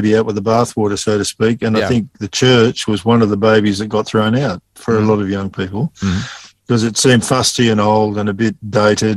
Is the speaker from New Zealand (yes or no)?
no; Sydney, New South Wales, Australia; moved away as an adult; also born or lived in Bourke, New South Wales; now in Dubbo, Australia; I was born in the Poppers Hospital in Sydney at Epping